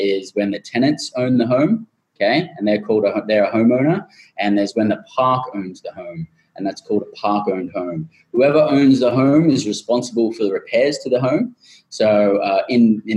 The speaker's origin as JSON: {"language": "English", "country": "Australia", "tie": "born or raised there", "moved": "as an adult", "lives_now": "United States", "said": "a group of eight of us who have all independently had our own experiences growing up in Australia"}